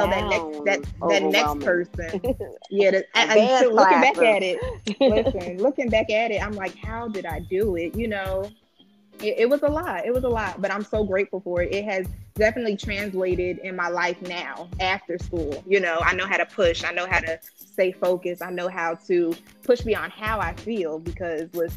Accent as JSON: {"language": "English", "region": "New York", "country": "United States", "tie": "born or raised there", "said": "I grew up in New York"}